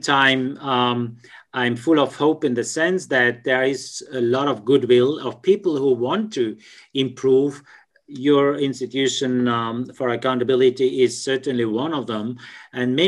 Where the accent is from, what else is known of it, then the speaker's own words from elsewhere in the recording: Switzerland; I'm from Switzerland